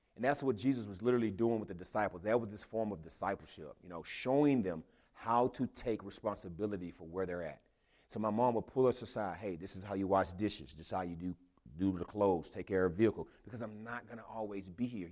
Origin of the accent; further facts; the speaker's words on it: Houston, Texas, United States; moved away; I'm from Houston